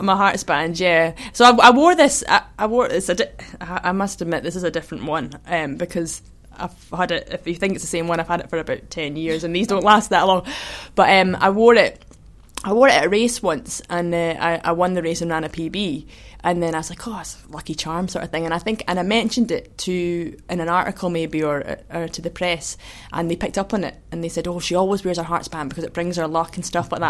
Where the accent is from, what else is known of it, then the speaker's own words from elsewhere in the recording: Kinross, Scotland, United Kingdom; also born or lived in Perth / Edinburgh; I was born in Perth, but. Um, I grew up in Kinross uh, my whole life, really, and then, then lived in Edinburgh at uni